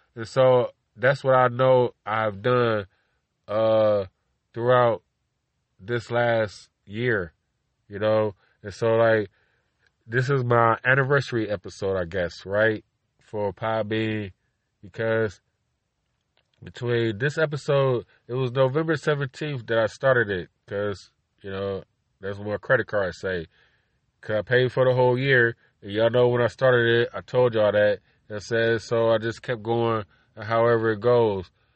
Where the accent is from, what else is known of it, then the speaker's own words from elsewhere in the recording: Cleveland, Ohio, United States; I'm from Cleveland, Ohio.